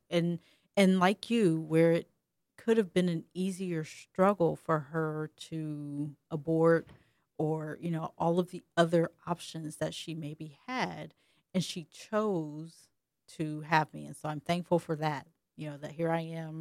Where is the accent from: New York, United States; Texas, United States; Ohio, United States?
Ohio, United States; also born or lived in Alabama; me growing up in Ohio and not having that good old Alabama accent